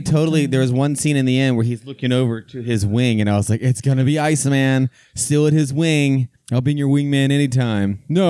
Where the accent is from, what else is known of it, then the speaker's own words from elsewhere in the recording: Virginia Beach, Virginia, United States; I grew up in Virginia